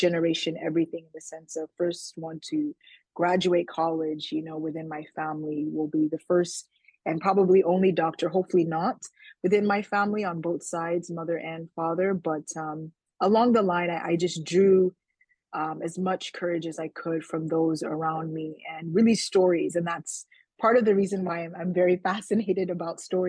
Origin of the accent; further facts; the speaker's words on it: Indiana, United States; also born or lived in Nigeria; I was born in Nigeria and my family immigrated to the United States when I was about four. So I grew up primarily in the state of Indiana